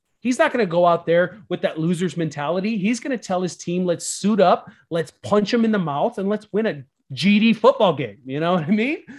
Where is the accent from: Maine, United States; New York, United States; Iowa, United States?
Iowa, United States; I'm from Iowa.